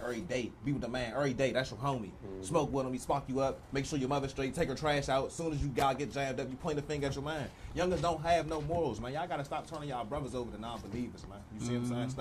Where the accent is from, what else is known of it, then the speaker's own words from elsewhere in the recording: Landover, Maryland, United States; I was from Landover